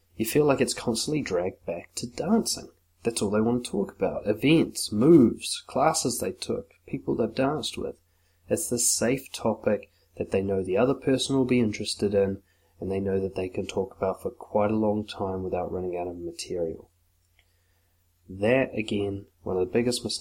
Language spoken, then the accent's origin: English; Auckland, New Zealand; I grew up in West Auckland